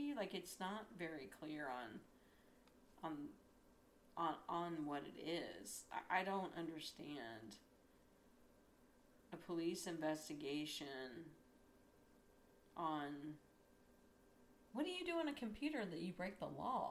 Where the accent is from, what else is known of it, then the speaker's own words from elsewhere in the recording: Columbus, Ohio, United States; I'm from Columbus